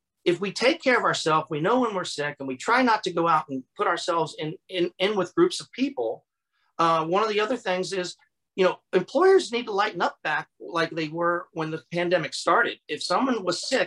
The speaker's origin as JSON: {"language": "English", "region": "Florida", "country": "United States", "tie": "born or raised there", "said": "I grew up here in Florida"}